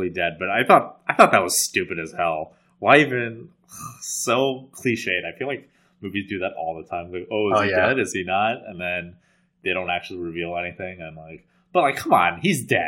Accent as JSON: {"language": "English", "town": "New York City", "region": "New York", "country": "United States", "said": "being like a New Yorker"}